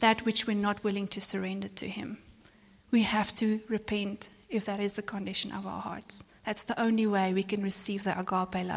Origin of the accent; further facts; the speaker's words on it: South Africa; I'm from South Africa